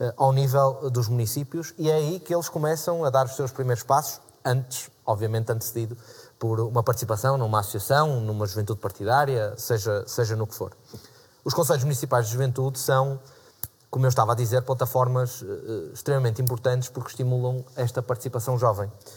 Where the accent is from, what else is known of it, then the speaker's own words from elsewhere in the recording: Porto, Norte, Portugal; eu sou do Porto